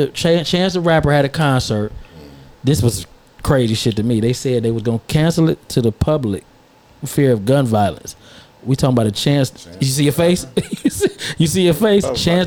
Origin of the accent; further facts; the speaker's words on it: Maryland, United States; I'm from Maryland.